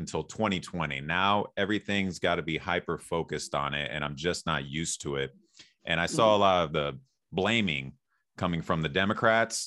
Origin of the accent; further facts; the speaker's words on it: San Jose, California, United States; now in Arizona, United States; I was born and raised in San Jose